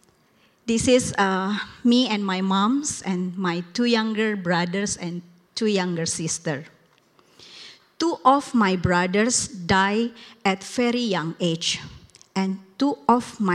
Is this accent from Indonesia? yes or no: yes; Indonesia; English is a second language; now in United States; I come from Indonesia, the largest Muslim country in the world